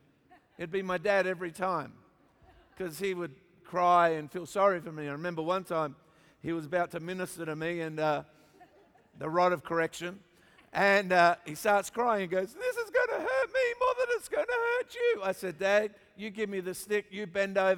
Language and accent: English; Australia; also born or lived in Papua New Guinea; And so there I was born in Papua New Guinea, actually. I know I don't look like I'm born in Papua New Guinea, but I was. And then we came back to Australia